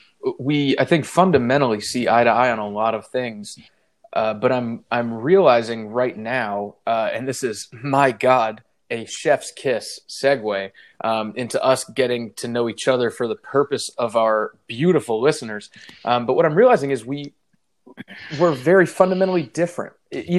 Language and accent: English; the South, United States; I am from the South. And while I am proud to not have an accent or any racist tendencies